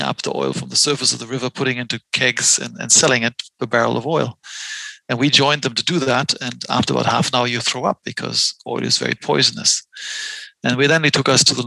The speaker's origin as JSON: {"language": "English", "town": "Mainz", "region": "Rhineland-Palatinate", "country": "Germany", "tie": "born or raised there", "also_born_or_lived": "Boston", "said": "in my hometown, Mainz on the Rhine, on our side of the Rhine, the kids were allowed to play in the sand pits and in the grass"}